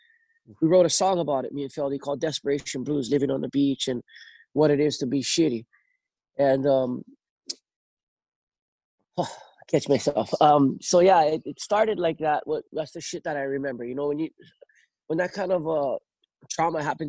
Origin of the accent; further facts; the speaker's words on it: North Shore, Oahu, Hawaii, United States; Growing up on the North Shore